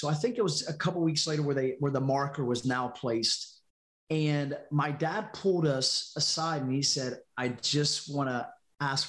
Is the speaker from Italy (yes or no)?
no; North Carolina, United States; moved away as an adult; now in Louisiana, United States; I moved to out of North Carolina, out of my hometown, and to Louisiana